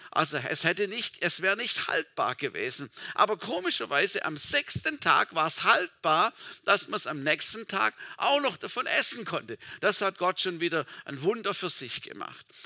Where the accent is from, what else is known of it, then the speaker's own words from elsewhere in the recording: Baden-Württemberg, Germany; Meine, meine Tante, also wo ich aufgewachsen bin, im Schwarzwald, im kleinen Dorf, meine Tante, sie hatte eine kleine Landwirtschaft.